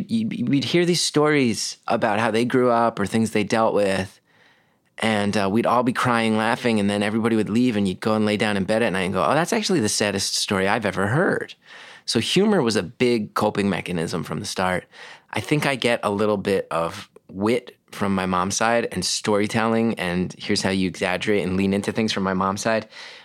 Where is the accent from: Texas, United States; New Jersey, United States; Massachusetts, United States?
New Jersey, United States; West Orange; Grew up in West Orange, New Jersey.